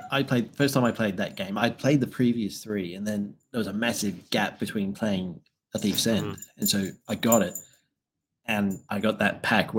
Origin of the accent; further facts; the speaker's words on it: Australia; I'm an Australian.